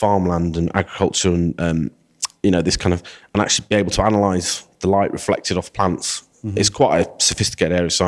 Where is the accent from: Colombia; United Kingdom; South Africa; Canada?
United Kingdom; Rotherham, Yorkshire and the Humber; also born or lived in Sheffield; I'm originally from Rotherham, but I'm a local boy.